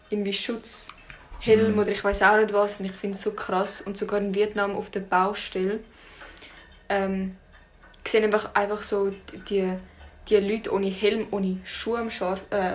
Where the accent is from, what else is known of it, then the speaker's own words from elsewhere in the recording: Russia; bin auch Russin. Und das finde ich auch schön.